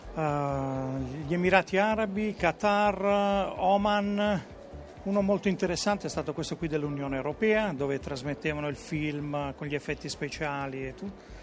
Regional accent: province of Bari, Apulia, Italy; provincia di Bari

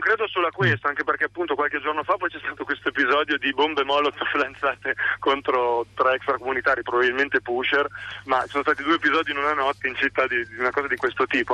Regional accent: Parma, Emilia-Romagna, Italy; qui a Parma, io sono di Parma

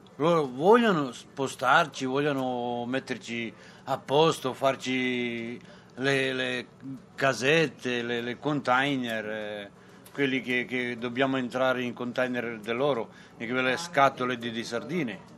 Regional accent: Montenegro; now in Rome, Italy; sono nato a Montenegro

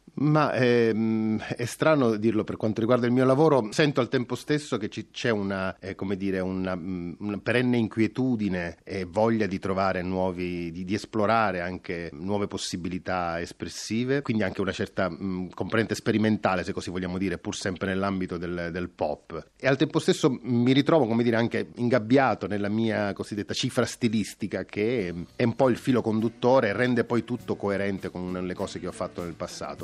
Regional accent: Sicily, Italy; geneticamente da siciliano anche questo tipo di attitudine

